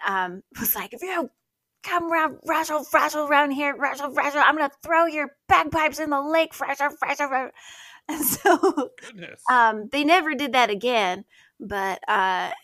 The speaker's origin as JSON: {"language": "English", "region": "Idaho", "country": "United States", "tie": "born or raised there", "said": "I grew up in Idaho"}